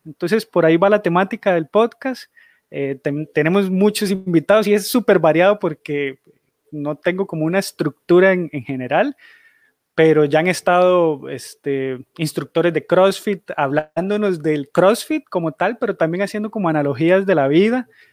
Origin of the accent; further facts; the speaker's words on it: Costa Rica; soy de Costa Rica